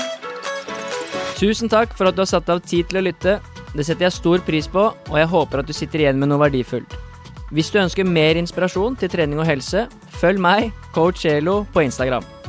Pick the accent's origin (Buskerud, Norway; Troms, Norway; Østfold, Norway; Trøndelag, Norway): Buskerud, Norway; Drammen area; vi er jo fra Drammen, omegn